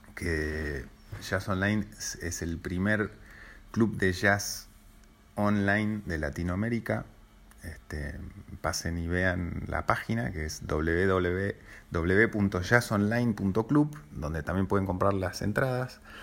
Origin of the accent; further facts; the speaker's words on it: Buenos Aires, Argentina; also born or lived in Switzerland / Boston; nací en Suiza, me crié en Buenos Aires